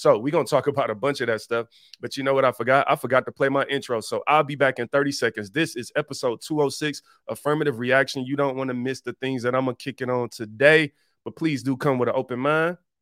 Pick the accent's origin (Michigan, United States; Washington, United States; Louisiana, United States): Michigan, United States; Detroit; I was born and raised in Detroit